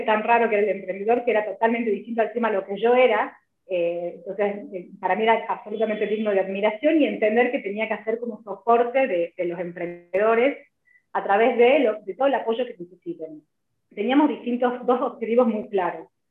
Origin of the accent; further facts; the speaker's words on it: Tucumán, Argentina; moved away as an adult; also born or lived in Venezuela; now in Salta, Argentina; soy tucumana, así que por eso estoy acá. Eh, vivo en Salta hace 19 años